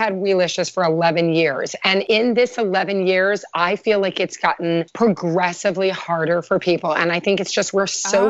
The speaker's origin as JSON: {"language": "English", "region": "Kentucky", "country": "United States", "said": "I'm from Kentucky. My grandparents were very into farming and like grew all their own food."}